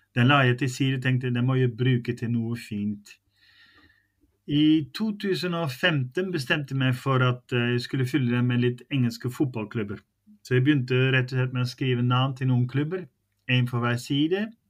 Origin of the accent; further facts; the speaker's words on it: Netherlands; now in Norway; så er jeg jo nederlandsk. Jeg er født i Nederland. Jeg har bodd her lenger enn jeg har bodd i Nederland